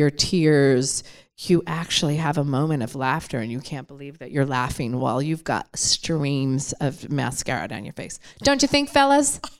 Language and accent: English; Detroit, Michigan, United States; I'm from Detroit.